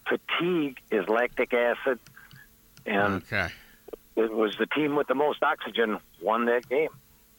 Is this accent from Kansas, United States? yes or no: no; Chicago, Illinois, United States; I'm from Chicago